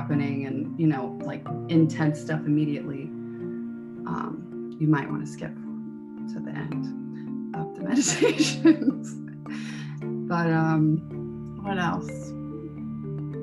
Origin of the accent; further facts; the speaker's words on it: Midwest, United States; I grew up in the Midwest.